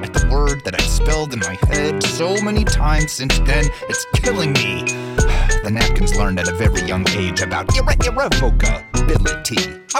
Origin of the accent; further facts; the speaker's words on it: Cincinnati, Ohio, United States; my hometown of Cincinnati